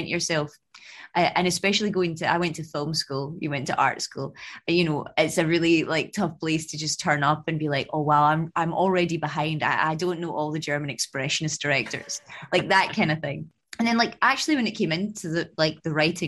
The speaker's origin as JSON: {"language": "English", "town": "Glasgow", "region": "Scotland", "country": "United Kingdom", "moved": "as an adult", "lives_now": "London, United Kingdom", "said": "I came from Scotland. I moved from Glasgow to London"}